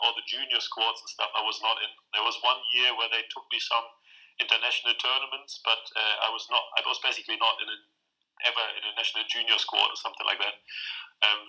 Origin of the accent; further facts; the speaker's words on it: a small village close to Hanover, Lower Saxony, Germany; moved away as an adult; also born or lived in Saarbrücken, Germany; now in Edinburgh, United Kingdom; I'm born and raised in Germany, in a very small village close to Hanover